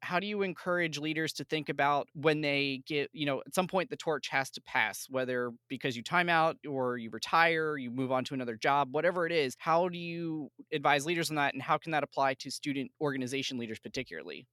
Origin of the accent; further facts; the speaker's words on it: outside of Philadelphia, Pennsylvania, United States; I grew up outside of Philly